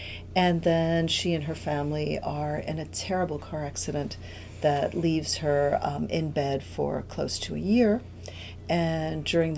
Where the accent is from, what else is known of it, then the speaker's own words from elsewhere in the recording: New York, United States; English is a second language; also born or lived in Cuba; I am an immigrant from Cuba. I arrived as a child to New York and had to learn English, had to learn, you know, a whole new way of doing things in the United States.